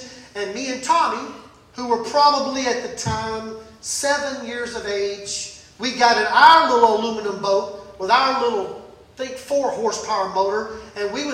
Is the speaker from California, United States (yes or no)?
no; Mississippi, United States; now in Ponca City, United States; I grew up in Mississippi